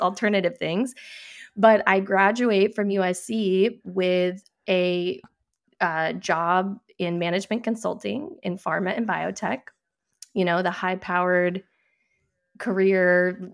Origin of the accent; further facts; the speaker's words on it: New Hampshire, United States; I grew up in New